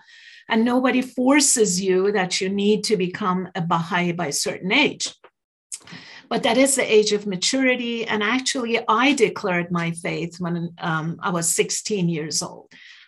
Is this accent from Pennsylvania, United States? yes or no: no; New York, United States; English is a second language; also born or lived in Iran; now in Utah, United States; We moved to U.S. long time ago when I was about 12 years old. So I grew up in New York, went to school upstate and Ohio State, Texas, and now I'm in Utah.